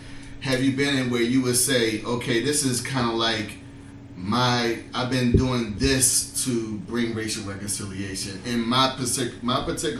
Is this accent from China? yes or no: yes; China; But as in as a Chinese person, I need to ask you this question.